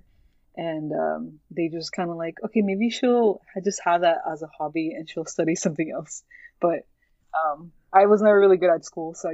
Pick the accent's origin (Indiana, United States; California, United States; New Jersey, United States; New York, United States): California, United States; Newport Beach; also born or lived in Mexico; So I grew up in Orange County. I'm from Newport Beach, I guess, more down in Southern California